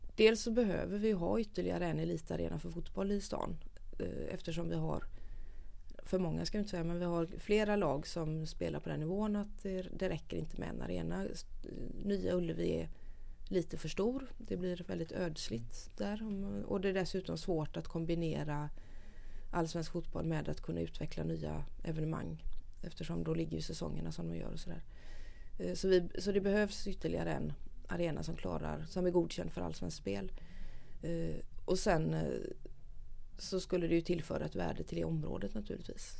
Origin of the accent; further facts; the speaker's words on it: Gothenburg, Västra Götaland, Sweden; jag är nog kanske mer göteborgare än vad jag är svensk